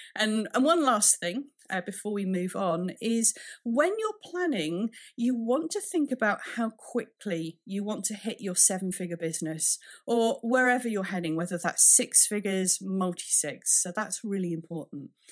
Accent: United Kingdom; being a Brit

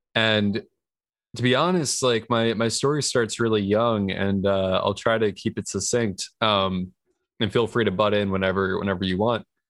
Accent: New York, United States; moved away as an adult; now in California, United States; I was born and raised in New York.

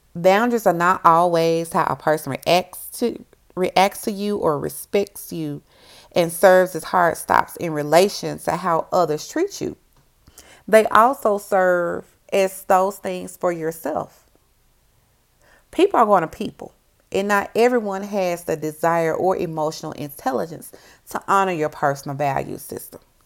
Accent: Memphis, Tennessee, United States; I'm a girl from Memphis

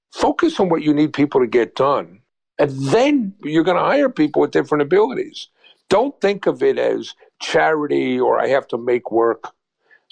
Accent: United States; I'm an American

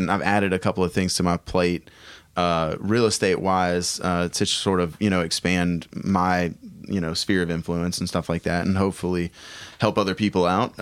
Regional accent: United States; being an American

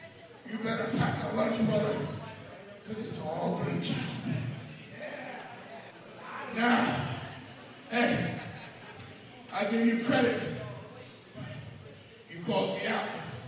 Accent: New York City, New York, United States; born there; I was born right here in New York fucking city.

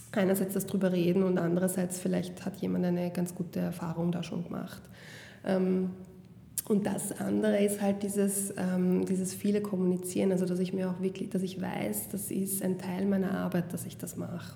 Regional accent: Vienna, Austria; Ich bin selber in Wien geboren

